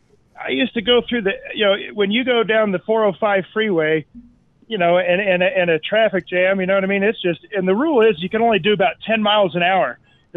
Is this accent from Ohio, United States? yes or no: no; Denver, Colorado, United States; moved away as an adult; also born or lived in Southern California; I grew up here in Denver. I went to college out in Santa Barbara, California. I lived almost half my life in Southern California too.